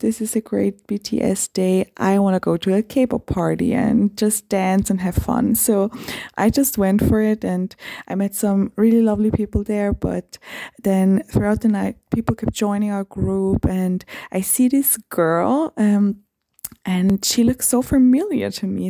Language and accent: English; Vienna, Austria; I'm from Vienna, Austria.